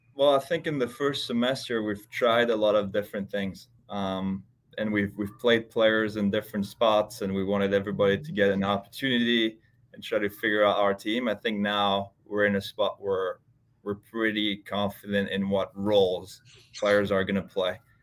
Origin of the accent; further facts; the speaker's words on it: Switzerland; moved away as an adult; also born or lived in Texas / Ohio; I grew up in Switzerland, uh, and I played there until I was twenty, twenty years old.